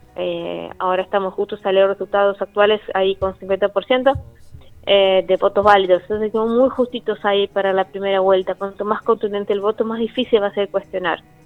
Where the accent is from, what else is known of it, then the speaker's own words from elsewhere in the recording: Brazil; moved away; la comunidad argentina siempre nos acompañó a la comunidad brasilera